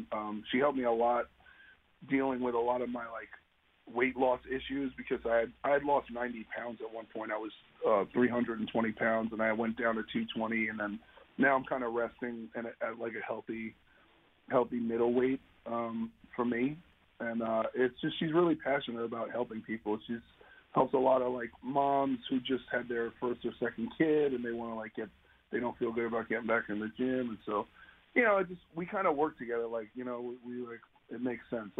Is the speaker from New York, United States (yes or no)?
yes; New York, United States; now in Los Angeles, United States; I'm from New York, and I grew up in the metal scene